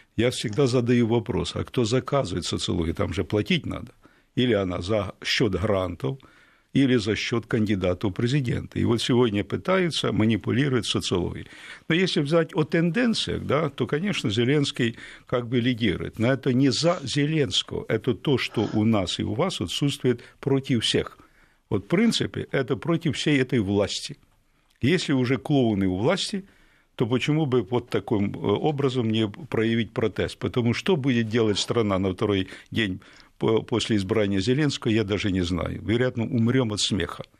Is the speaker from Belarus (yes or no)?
no; Ukraine; Я українець от діда і прадіда.